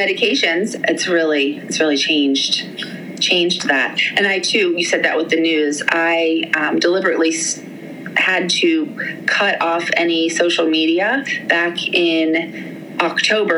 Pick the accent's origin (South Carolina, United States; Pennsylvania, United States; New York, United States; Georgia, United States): Pennsylvania, United States; Pittsburgh; moved away as an adult; also born or lived in Maryland / England; We're both from Pittsburgh